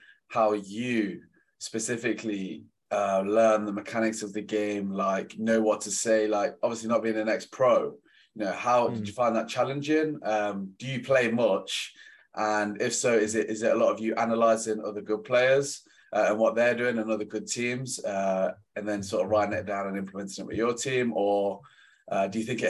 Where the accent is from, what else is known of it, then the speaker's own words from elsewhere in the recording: Leicester, East Midlands, United Kingdom; I'm from Leicester in England